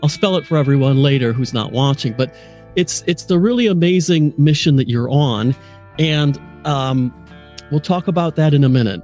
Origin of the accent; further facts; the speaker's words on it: United States; now in Nottingham, United Kingdom; I happen to be in Nottingham, England, the home of Robin Hood. Uh, even though I am American, I reside here